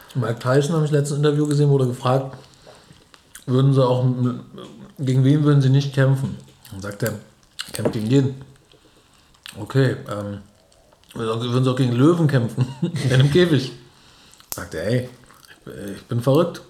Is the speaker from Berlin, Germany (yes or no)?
yes; Berlin, Germany